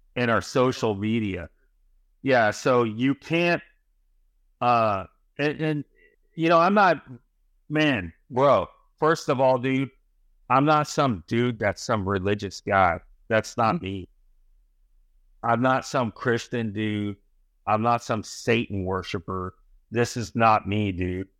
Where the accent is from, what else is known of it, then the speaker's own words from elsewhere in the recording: San Francisco, California, United States; moved away as an adult; also born or lived in New York; I was born in California, I ended up in New York